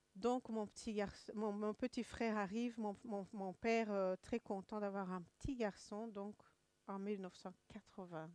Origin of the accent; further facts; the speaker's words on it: Kigali, Rwanda; moved away; je suis rwandaise, de Kigali